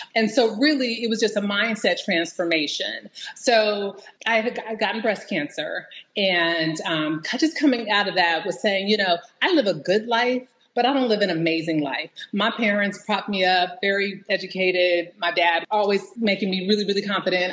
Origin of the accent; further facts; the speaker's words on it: Bay Area, Silicon Valley, California, United States; I am from the Bay Area, so Silicon Valley